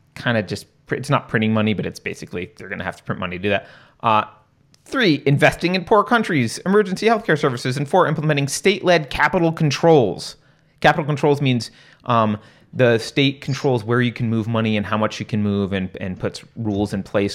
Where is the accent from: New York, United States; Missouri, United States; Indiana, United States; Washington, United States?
New York, United States; I was growing up in New York